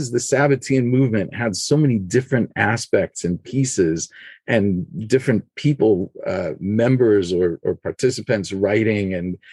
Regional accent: Los Angeles, California, United States; moved away as an adult; also born or lived in Jerusalem; I grew up in Los Angeles, and then I lived for 10 years in Jerusalem

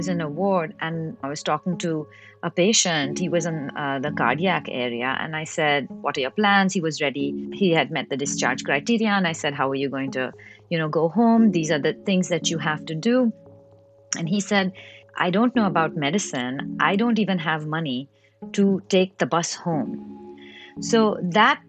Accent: Mumbai, Maharashtra, India; now in Chicago, United States; I was born and brought up in Mumbai, in India

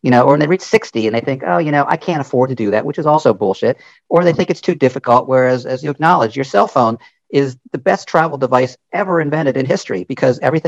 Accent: United States; I'm 68 years old, born in the United States, and my mother was Hungarian

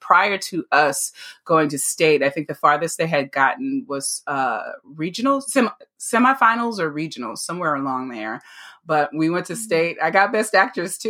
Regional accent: La Marque, Texas, United States; I actually grew up in a little town called Lamarck, Texas, and it's down by Galveston area

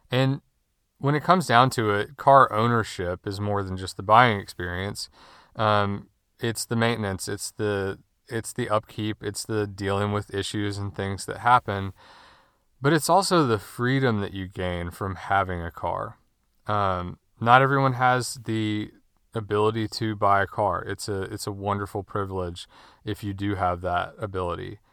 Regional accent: Winston-Salem, North Carolina, United States; I was born and raised in Winston-Salem, North Carolina, where I still live.

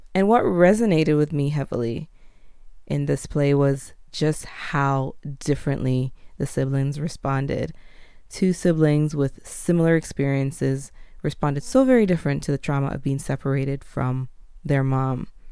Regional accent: Jamaica; moved away; also born or lived in Canada / United States; being a Jamaican born, separated from my mother as a baby when she left the island

